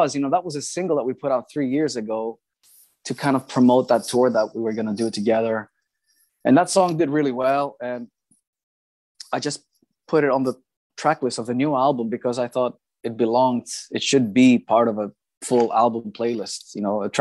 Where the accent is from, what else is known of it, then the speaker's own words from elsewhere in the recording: Greece; in my hometown here in Greece